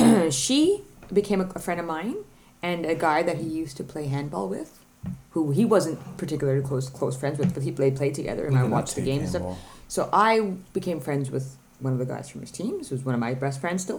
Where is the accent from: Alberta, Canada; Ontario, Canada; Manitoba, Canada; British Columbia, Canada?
Ontario, Canada; Ottawa; moved away as an adult; now in Denmark; to my hometown in Ottawa